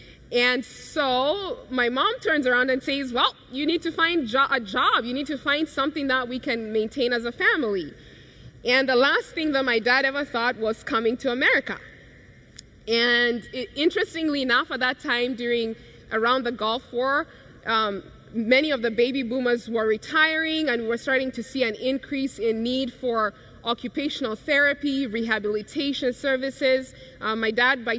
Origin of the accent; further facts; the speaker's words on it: Kenya; growing up in Kenya, such a carefree life, happy